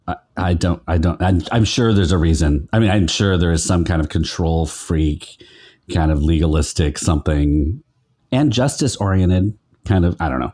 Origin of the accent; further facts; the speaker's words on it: Sacramento, California, United States; moved away as an adult; also born or lived in Stockton, California / San Francisco, California; I grew up in Sacramento and Stockton